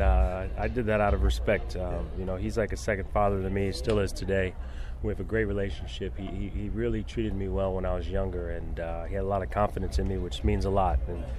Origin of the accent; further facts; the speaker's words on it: New Jersey, United States; born there; You know, I was born in New Jersey, so I was a big Yankee fan growing up